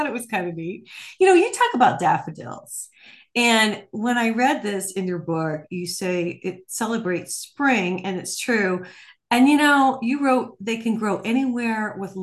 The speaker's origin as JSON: {"language": "English", "area": "Ohio and Michigan area", "region": "Midwest", "country": "United States", "tie": "born or raised there", "also_born_or_lived": "New Mexico", "moved": "yes", "lives_now": "Arizona, United States", "said": "I grew up in Ohio and Michigan area."}